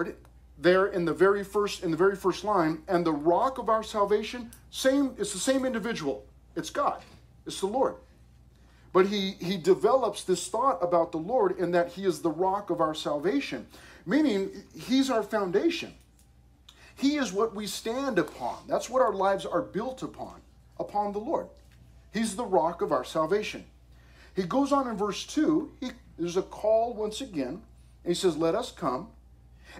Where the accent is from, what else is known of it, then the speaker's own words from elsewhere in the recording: United States; I love being American